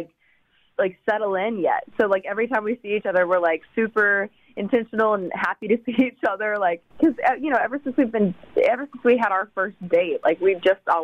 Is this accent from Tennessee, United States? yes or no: yes; East Tennessee, United States; I grew up in East Tennessee, like on a farm